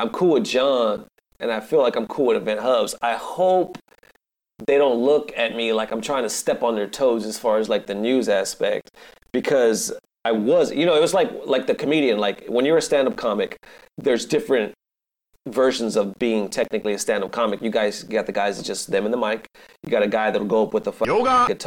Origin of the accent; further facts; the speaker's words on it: California, United States; moved away; also born or lived in Dallas, Texas; I'm originally from California